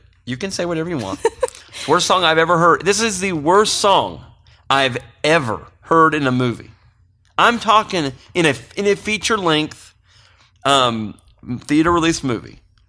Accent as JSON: {"language": "English", "town": "Mountain View", "region": "California", "country": "United States", "tie": "born or raised there", "said": "And this is growing up in Mountain View. This is how we solved a lot of our problems, too."}